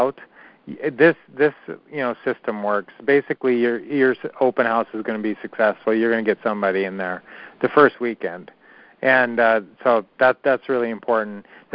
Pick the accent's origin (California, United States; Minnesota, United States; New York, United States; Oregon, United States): Minnesota, United States; we grew up in Minnesota